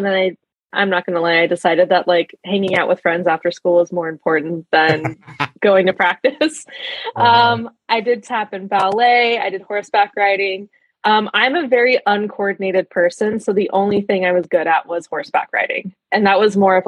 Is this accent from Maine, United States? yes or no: no; Costa Mesa, California, United States; I'm from Costa Mesa, California.